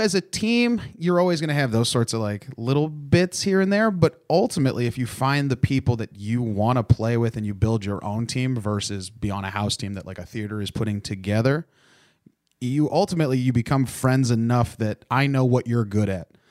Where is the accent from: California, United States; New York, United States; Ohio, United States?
Ohio, United States; I grew up in Ohio, but I wasn't originally from there.